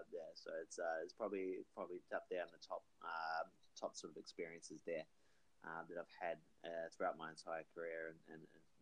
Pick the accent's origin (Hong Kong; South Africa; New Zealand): New Zealand; also born or lived in Australia; It's the original base from being New Zealand, being in Australia for a while, but traveling all over the world for a while there as well.